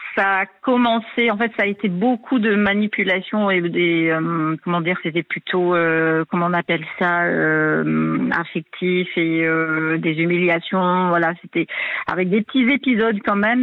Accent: New Caledonia; now in Réunion; Alors moi, je suis pas réunionnaise d'origine. Hein, je suis de cœur depuis 2011, mais moi, je suis calédonienne d'origine d'une autre île

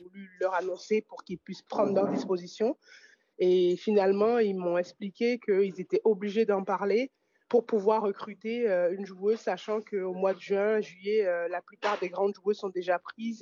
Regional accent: France; also born or lived in Italy; je fais le choix de revenir en France

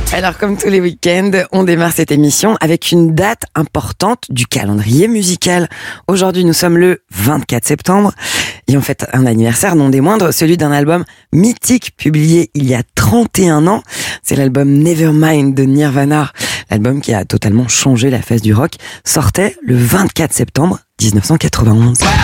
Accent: France; du côté de chez nous, en France

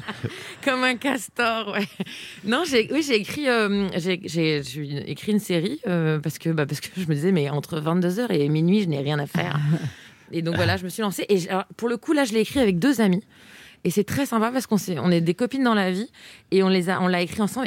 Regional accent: eastern France, Grand Est, France; je viens de l'Est de la eh France

